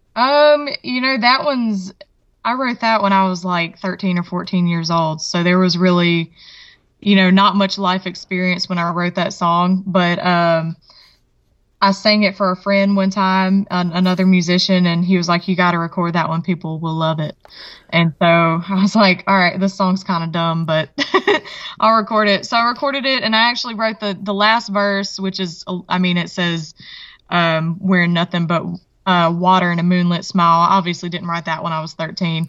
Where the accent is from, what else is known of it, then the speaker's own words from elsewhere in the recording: Mississippi, United States; also born or lived in Alabama / Virginia; I was born right over the state line in Alabama, but raised in Mississippi.